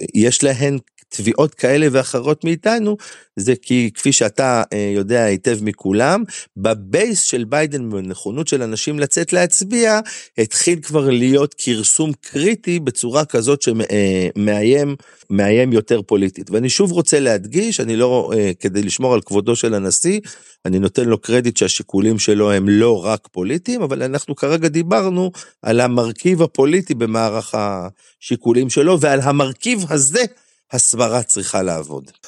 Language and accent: Hebrew; Galilee, Israel; also born or lived in Amuka; אנחנו אנשי הגליל